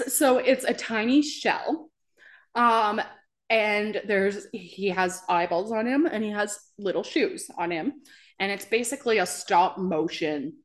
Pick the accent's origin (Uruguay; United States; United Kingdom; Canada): Canada; New Brunswick; moved away; I'm from New Brunswick, and that's where I went to college and school and everything